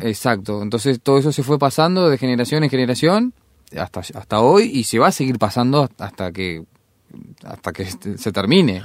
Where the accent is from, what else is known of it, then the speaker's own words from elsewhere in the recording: Uruguay; nosotros somos uruguayos